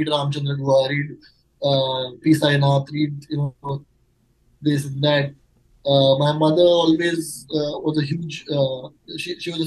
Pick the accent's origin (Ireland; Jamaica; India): India; Mumbai, Maharashtra; I'm born and raised in Mumbai, so yes, out and out Mumbaikar